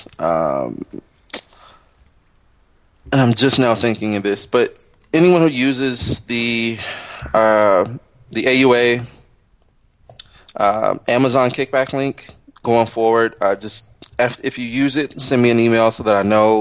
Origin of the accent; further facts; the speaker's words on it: Los Angeles, California, United States; me growing up in Compton and Watts